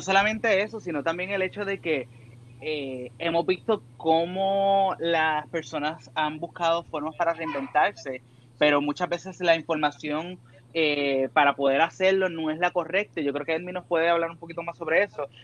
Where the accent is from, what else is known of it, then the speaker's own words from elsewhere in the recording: Puerto Rico; no solamente somos de Puerto Rico